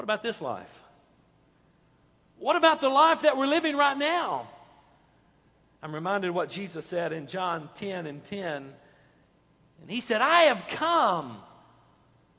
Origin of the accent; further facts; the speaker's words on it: United States; we American Christian believers